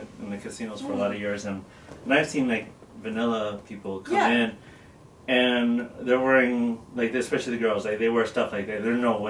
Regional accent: Midwest, United States; moved away as an adult; now in Las Vegas, United States; And I'm from the Midwest also.

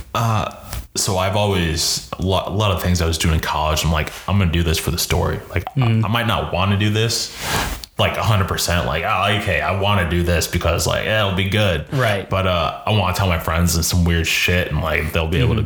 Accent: Jacksonville, Florida, United States; We're from Jacksonville.

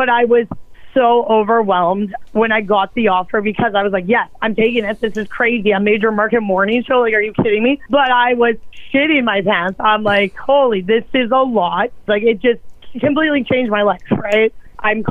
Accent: Edmonton, Alberta, Canada; moved away as an adult; now in Winnipeg, Canada; I was born in Winnipeg. But then we moved when I was like young. I was like six. And then I grew up in Alberta.

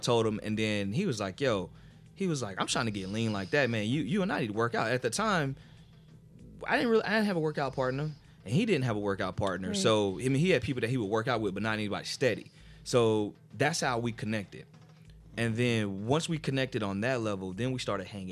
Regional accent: New Jersey, United States; a friend of mine that I grew up with in New Jersey

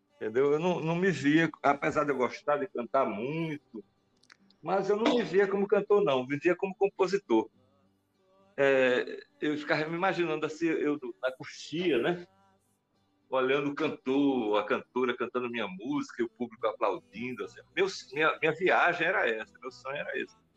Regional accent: Pernambuco, Brazil; eu tinha uma influência muito forte da música pernambucana, porque eu sou pernambucano

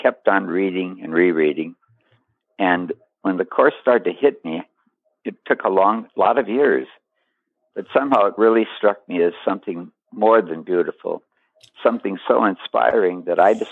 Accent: Duluth, Minnesota, United States; moved away as an adult; also born or lived in Nyack, New York / Charlotte, North Carolina / Lake Worth, Florida / New York City; I'm from Duluth, Minnesota

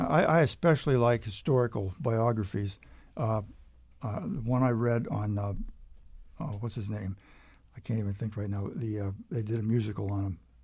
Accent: Erie, Pennsylvania, United States; moved away as an adult; now in Lynchburg, United States; I was from western Pennsylvania

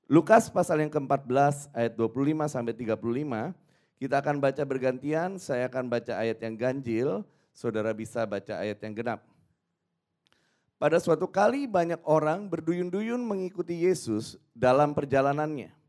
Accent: Surabaya, East Java, Indonesia; saya dari Surabaya.

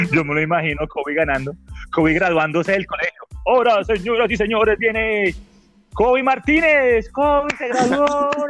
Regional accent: Bogotá, Colombia; Como usted ya sabe, yo me crié en Bogotá. Entonces, mi etapa de la pubertad, o sea, la etapa recha, yo estaba en Bogotá.

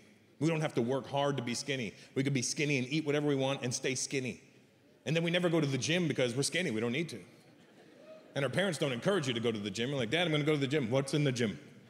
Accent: India; That's the problem with being Indian. We get fat. We're born skinny.

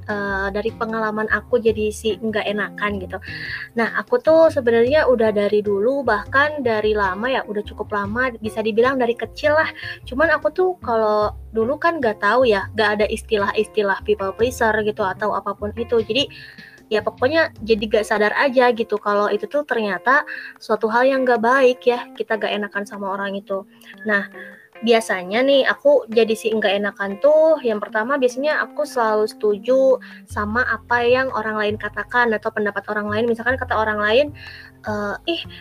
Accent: Bandung, West Java, Indonesia; Aku asalnya dari kota yang adem nih, Bandung ya, dari Bandung. Nah, tepatnya di daerah kabupatennya ya, teman-teman.

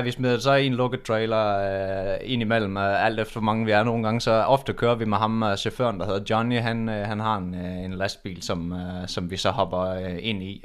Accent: Udbyhøj, Central Denmark Region, Denmark; vi kommer jo fra Udbyhøj

